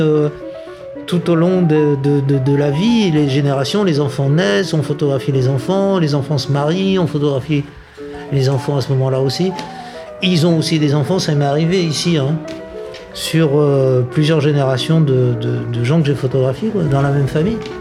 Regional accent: Madagascar; now in Niort, France; je vais chez moi à Madagascar

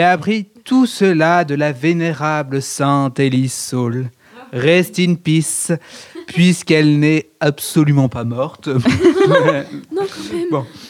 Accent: France; on est français

